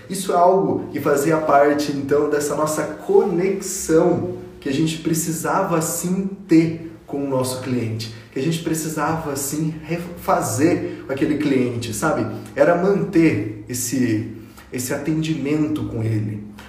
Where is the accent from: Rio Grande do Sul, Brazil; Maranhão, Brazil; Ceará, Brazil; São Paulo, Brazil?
São Paulo, Brazil; São José dos Campos; eu sou nascido em São José dos Campos, uma cidade do interior de São Paulo